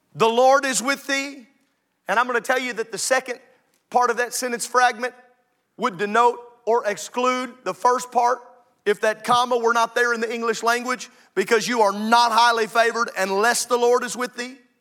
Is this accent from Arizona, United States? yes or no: no; Illinois, United States; moved away; I grew up in Illinois